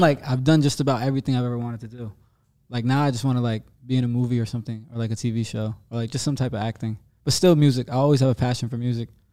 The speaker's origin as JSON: {"language": "English", "region": "New Jersey", "country": "United States", "tie": "born or raised there", "said": "me being from, like, this little town in New Jersey"}